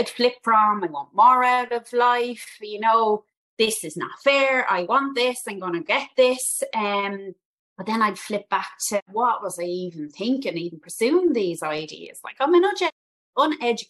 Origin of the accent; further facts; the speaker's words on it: Dublin, Leinster, Ireland; I'm from Dublin originally, and I'm a Northsider Dub